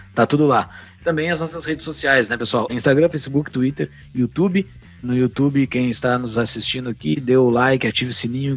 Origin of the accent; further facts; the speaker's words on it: Mostardas, Rio Grande do Sul, Brazil; que eu sou de Mostardas